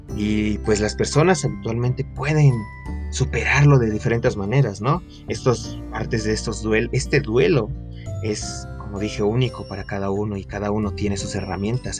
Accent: Querétaro, Mexico; yo soy de Querétaro, para los que no sepan, aquí en México.

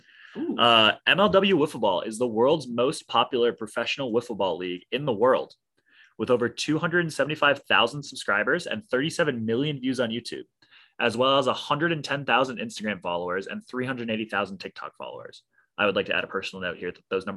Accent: Hawaii, United States; I grew up in Hawaii.

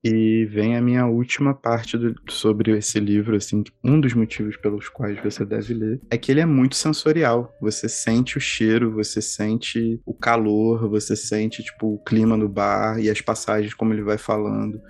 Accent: Campinas, São Paulo, Brazil; quando eu era pequeno, eu morava em Campinas

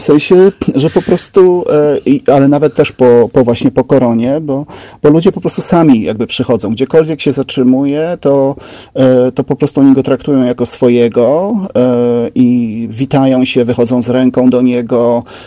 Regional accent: Szerzyny, Subcarpathian Voivodeship, Poland; moved away as an adult; also born or lived in Trzcinica / Kraków; ja pochodzę z Podkarpacia

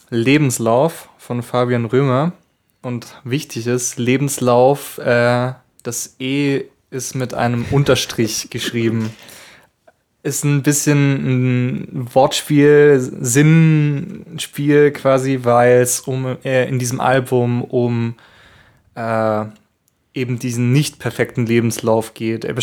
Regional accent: Baden-Württemberg, Germany; Nee, Baden-Württemberg.

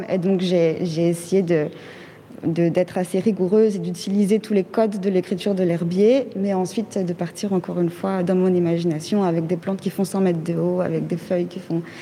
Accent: Mali; born there; moved away; Donc euh, je suis née au Mali et je n'y suis jamais retournée.

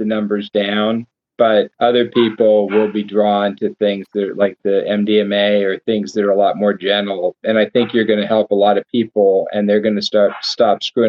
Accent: United States; I'm an American

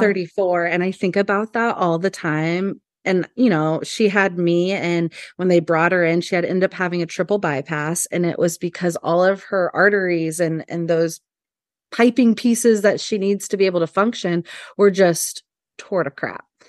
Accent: Hanover, Kansas, United States; moved away as an adult; also born or lived in Los Angeles, California; now in Lincoln, United States; I'm originally from Kansas

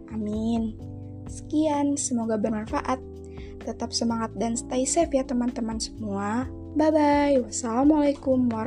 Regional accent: Bandar Lampung, Lampung, Indonesia; born there; Aku lahir di Bandar Lampung 19 Februari 2003.

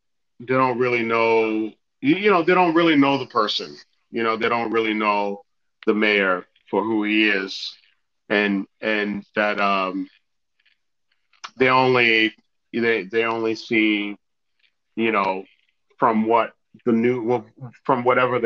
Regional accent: United States; I was born here in the States

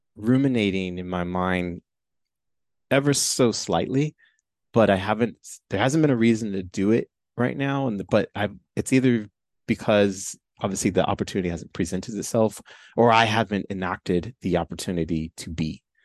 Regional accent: Chicago, Illinois, United States; I was born and raised in Chicago

